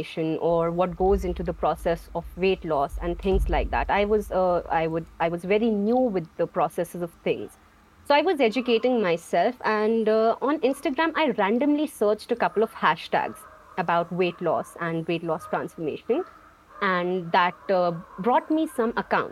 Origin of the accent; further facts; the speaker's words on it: Jammu and Kashmir, India; I am from Jammu Kashmir, India.